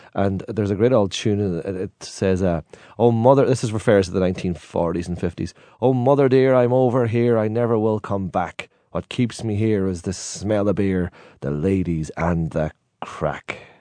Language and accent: English; Donegal, Ulster, Ireland; accent: Donegal; now in Derry, United Kingdom; in Donegal, where I'm from